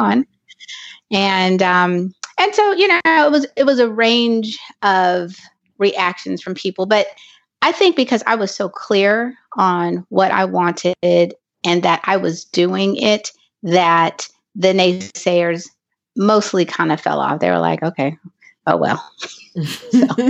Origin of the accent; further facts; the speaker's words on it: Los Angeles, California, United States; I am from Los Angeles, California